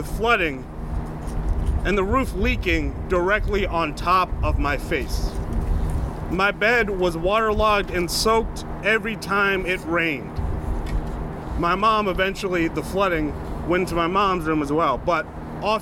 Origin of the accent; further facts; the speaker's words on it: Albany, New York, United States; I was born and raised here in Albany